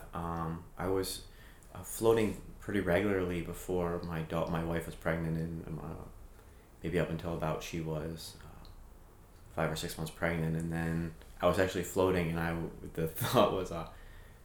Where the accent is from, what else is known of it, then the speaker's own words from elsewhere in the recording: New England, United States; growing up in New England and living in New England and driving in New England